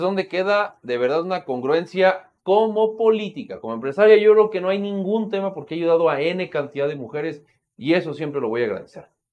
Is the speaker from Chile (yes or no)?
no; Mexico; como mexicanos y como mexicanas